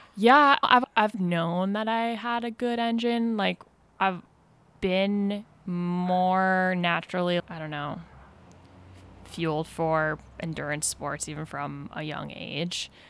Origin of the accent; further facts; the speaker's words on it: Vermont, United States; moved away as an adult; now in Mill Valley, United States; I grew up in Vermont, to pretty active, like, outdoorsy family